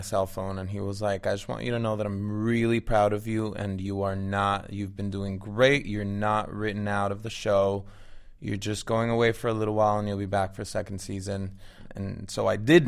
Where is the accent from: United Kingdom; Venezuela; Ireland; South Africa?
Venezuela; moved away as an adult; also born or lived in Florida / Miami; now in Los Angeles, United States; I'm Venezuelan. I was born and raised in Venezuela, lived there till I was 19 years old